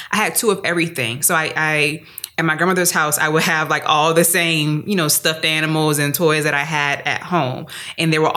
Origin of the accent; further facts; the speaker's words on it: New Orleans, Louisiana, United States; I'm, I'm, very happy that I grew up in New Orleans.